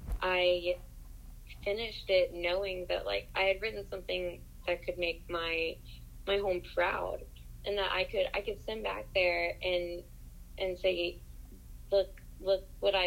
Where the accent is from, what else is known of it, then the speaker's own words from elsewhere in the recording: Appalachia, United States; accent: Appalachian; It's our instinct for young Appalachians to enter the rest of the world to do.